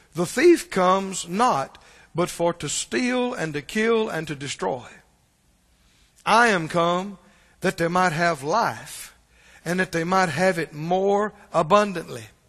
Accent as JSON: {"language": "English", "region": "Mississippi", "country": "United States", "said": "I'm from Mississippi"}